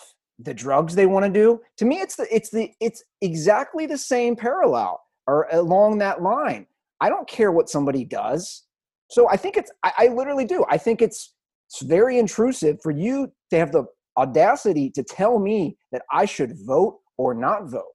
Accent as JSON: {"language": "English", "region": "California", "country": "United States", "said": "I'm from California"}